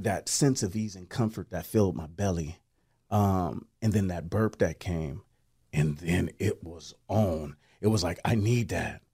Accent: Portland, United States; I come from Portland, uh, come from a lot, a love, loving, kind family

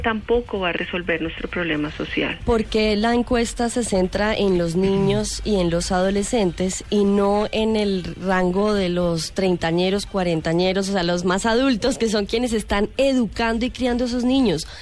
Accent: Colombia; como colombianos

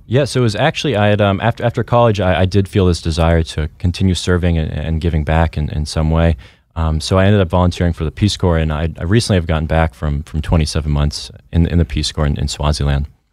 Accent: Vermont, United States; born and raised in Vermont.

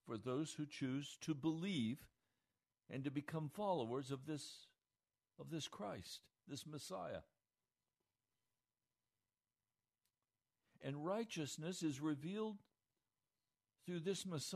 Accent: United States; The America I knew growing up

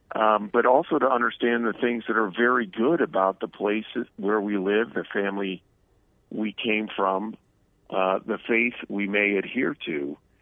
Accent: New Jersey, United States; moved away; I came from New Jersey

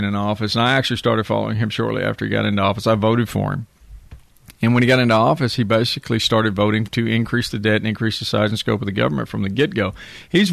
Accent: Texas, United States; I'm a Texan. My family's been in Texas for 175 years.

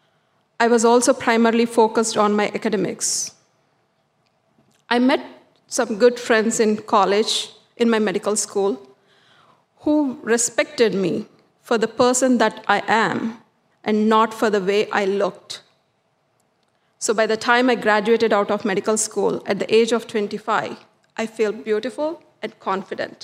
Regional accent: South India, India; Growing up in the South Indian culture

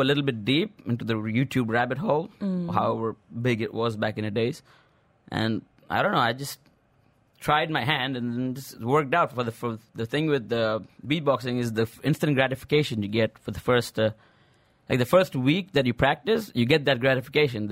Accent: Dubai, United Arab Emirates; I was born and raised here, right here in Dubai, and I'm originally Indian

